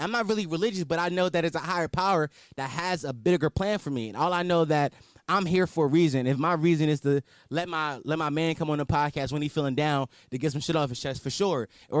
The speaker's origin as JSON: {"language": "English", "town": "Philadelphia", "region": "Pennsylvania", "country": "United States", "said": "And I'm from Philly, where we just lost an 18-year-old rapper, …."}